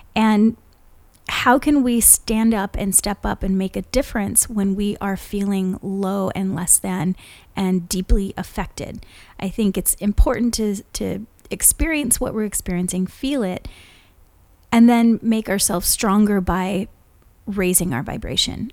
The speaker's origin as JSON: {"language": "English", "region": "Hawaii", "country": "United States", "tie": "born or raised there", "moved": "yes", "lives_now": "California, United States", "said": "we've lived in california for so long but growing up in Hawaii, we don't have daylight"}